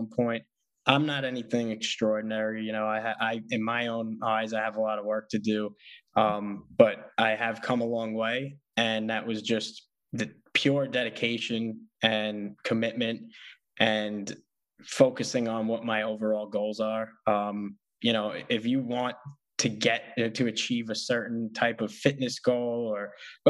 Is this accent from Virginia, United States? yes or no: no; New York City, New York, United States; I'm from Staten Island, so it's small